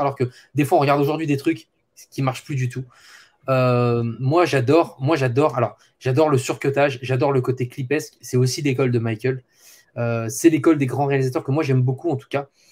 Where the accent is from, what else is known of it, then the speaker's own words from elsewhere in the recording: France; chez nous en France